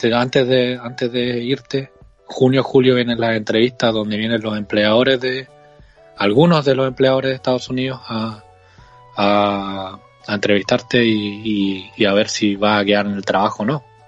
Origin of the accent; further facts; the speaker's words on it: Concepción, Biobío, Chile; tengo 27 años de edad y soy de Concepción, Chile